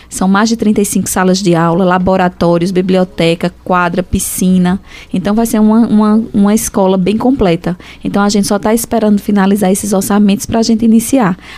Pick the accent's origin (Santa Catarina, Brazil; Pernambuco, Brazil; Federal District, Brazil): Pernambuco, Brazil; Nazaré da Mata; also born or lived in Caruaru / Fortaleza; Ah, sim, estudei, que eu vim de Nazaré da Mata, vim para Caruaru, peguei ainda dois anos na Fafica e terminei letras em Fortaleza, na UES.